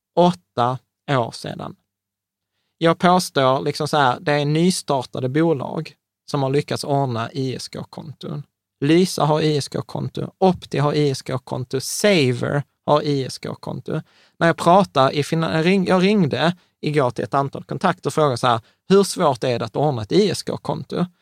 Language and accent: Swedish; Malmö, Skåne, Sweden; jag är uppväxt på Rosengård i Malmö